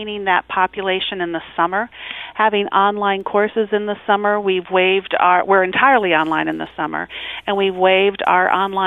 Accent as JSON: {"language": "English", "region": "Iowa", "country": "United States", "tie": "born or raised there", "also_born_or_lived": "Texas / Maine / Ohio", "moved": "as an adult", "lives_now": "St. Louis, United States", "said": "I was born and bred in Iowa, and so I am a Midwestern gal at heart."}